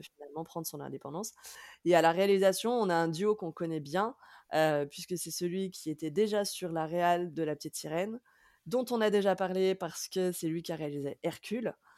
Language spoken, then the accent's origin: French; France; en tant que Français ou peut-être en tant qu'Européens